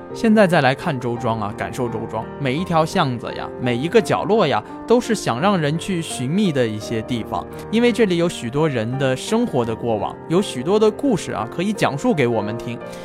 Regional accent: Jiangsu-Zhejiang area, China; 跟我一样，很多朋友从小生活在江浙这一带的朋友

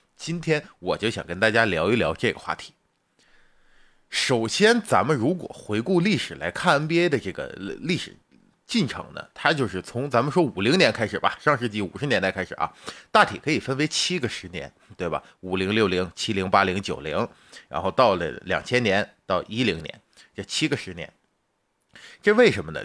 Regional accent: China; 咱们是中国人

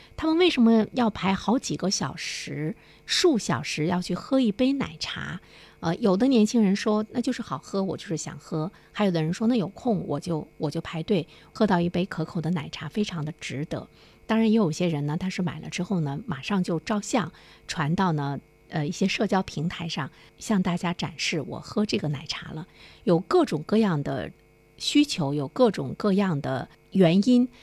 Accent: China; 我们中国人已经很习惯排队了

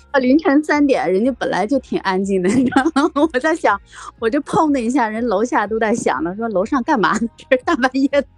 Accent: Beijing, China; 我是来自北京的大妞儿

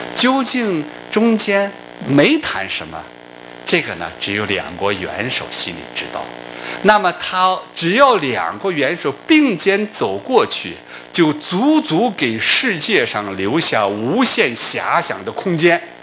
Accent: China; 他不光是请的我们中国领导人

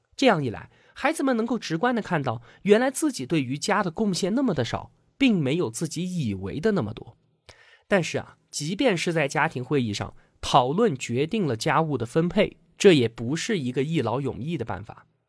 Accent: China; 我们中国人的含蓄羞涩

